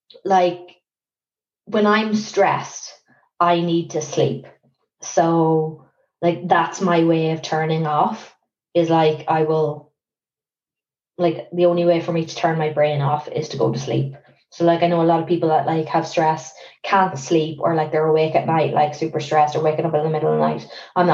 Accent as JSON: {"language": "English", "country": "Ireland", "lives_now": "London, United Kingdom", "said": "I think you can, like, there are certain things you can get away with as an Irish person."}